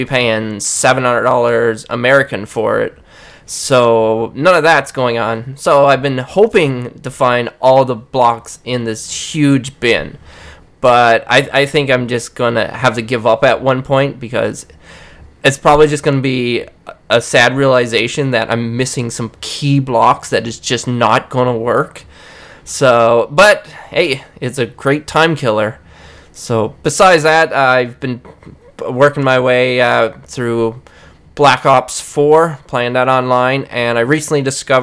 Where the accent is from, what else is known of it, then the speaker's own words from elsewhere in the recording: Newfoundland and Labrador, Canada; I'm from Newfoundland.